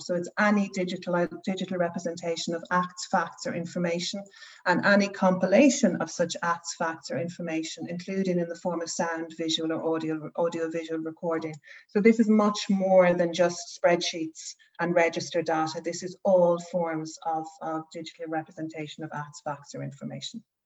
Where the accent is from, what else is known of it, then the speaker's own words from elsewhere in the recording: Ireland; moved away as an adult; now in Norway; I'm Irish